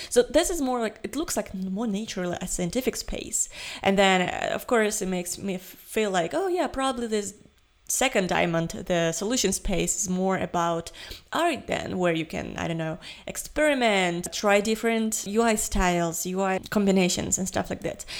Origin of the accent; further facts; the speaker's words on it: Ukraine; I'm from Ukraine